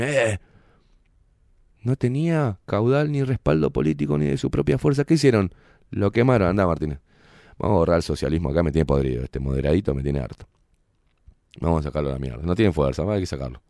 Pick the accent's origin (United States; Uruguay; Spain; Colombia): Uruguay; unirnos como uruguayos